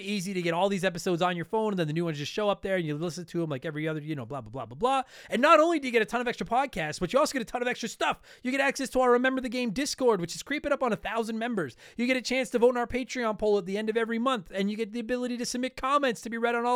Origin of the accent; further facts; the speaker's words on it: Canada; first language English; I'm from Canada, and all I've ever spoken my entire life is English